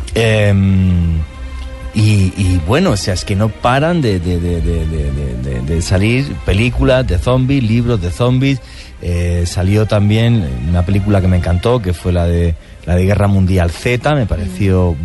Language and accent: Spanish; Spain; un diario muy conocido en mi país que se llama el ABC